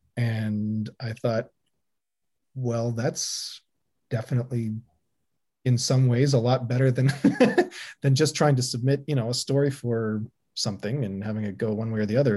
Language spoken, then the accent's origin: English; Canada; being Canadian